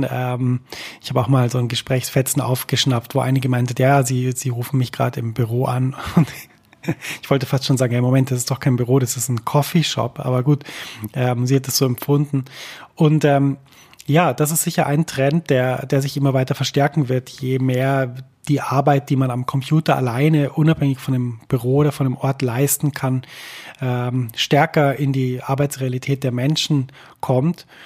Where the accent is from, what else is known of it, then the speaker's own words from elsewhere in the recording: Germany; Und ich habe gemerkt, immer wenn ich sage, ich komme aus Deutschland, war es so ein bisschen, äh, oh, es tut uns wahnsinnig leid.